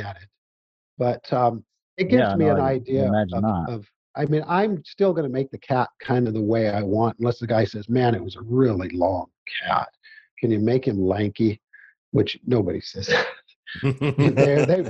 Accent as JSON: {"language": "English", "region": "Missouri", "country": "United States", "said": "I'm not going to tell them they didn't, but I'm from Missouri, man."}